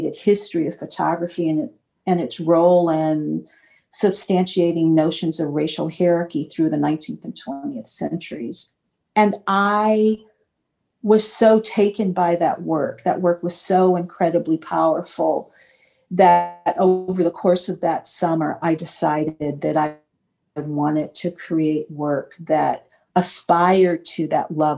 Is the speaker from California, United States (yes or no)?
yes; Los Angeles, California, United States; growing up in Los Angeles, my family's life insurance was through Golden State Mutual Life Insurance Company